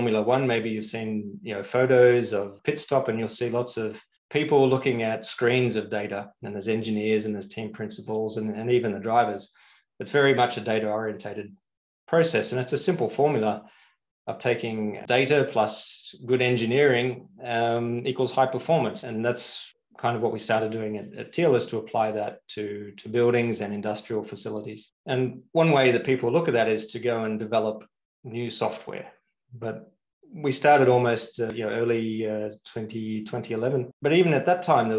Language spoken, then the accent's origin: English; Australia; moved away as an adult; also born or lived in London, United Kingdom; now in Singapore; I grew up in Australia